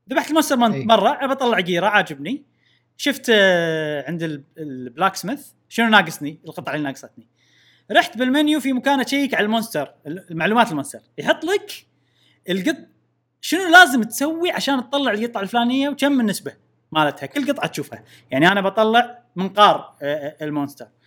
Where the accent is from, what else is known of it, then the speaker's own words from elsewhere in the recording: Syria; خلينا البودكاست نلعب انا سوري